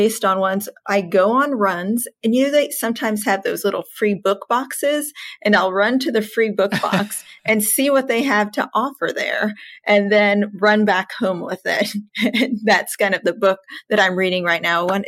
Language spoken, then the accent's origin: English; Texas, United States; I am from Texas, born, raised